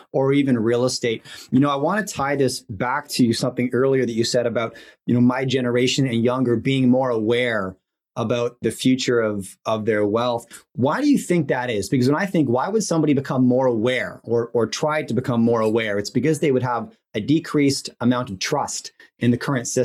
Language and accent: English; Vancouver, British Columbia, Canada; I grew up in Vancouver